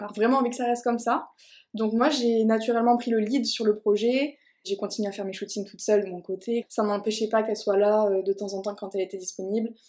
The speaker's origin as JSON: {"language": "French", "town": "Toulouse", "region": "Occitania", "country": "France", "said": "je suis originaire de Toulouse"}